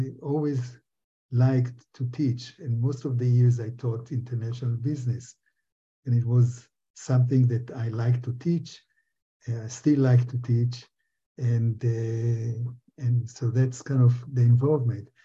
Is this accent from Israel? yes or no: yes; Israel; moved away as an adult; also born or lived in Berkeley, United States / British Columbia, Canada; now in Canada; I grew up in Israel